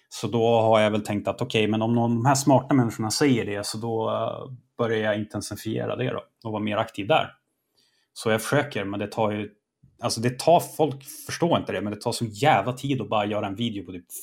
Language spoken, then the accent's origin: Swedish; Sweden; jag är svensk och gör det här